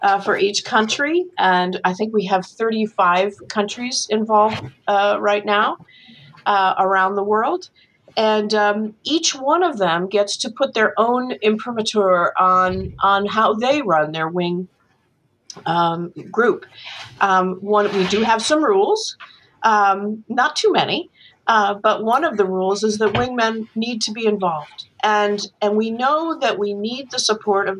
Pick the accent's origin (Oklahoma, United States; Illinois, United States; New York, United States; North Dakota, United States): New York, United States; I grew up in New York, you know, in a family that in which three of my four grandparents were university educated